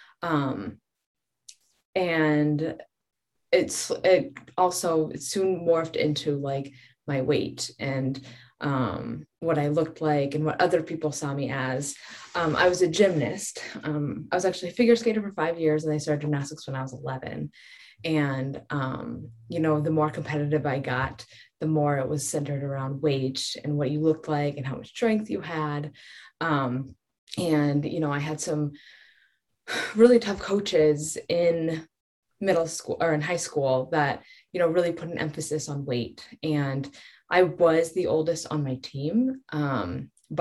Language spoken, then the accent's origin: English; Colorado, United States; I grew up in Colorado